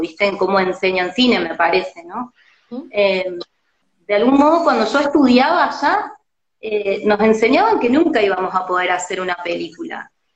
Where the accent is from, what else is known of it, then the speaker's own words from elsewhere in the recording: Córdoba, Argentina; now in Buenos Aires, Argentina; yo siendo cordobesa